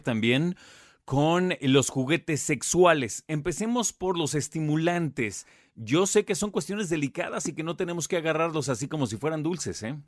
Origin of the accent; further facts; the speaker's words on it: Mexico; a nosotros como mexicanos